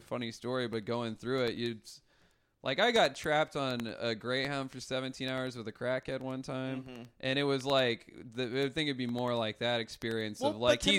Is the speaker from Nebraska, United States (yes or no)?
yes; Nebraska, United States; now in New York, United States; I'll be in Nebraska, my home state